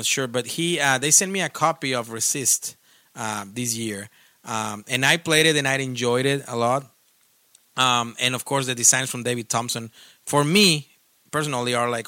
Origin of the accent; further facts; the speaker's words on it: Mexico; I'm not from Spain, of course. I'm from Mexico